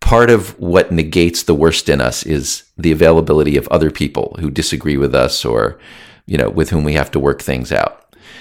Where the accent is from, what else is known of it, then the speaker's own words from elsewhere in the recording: United States; I was born in the United States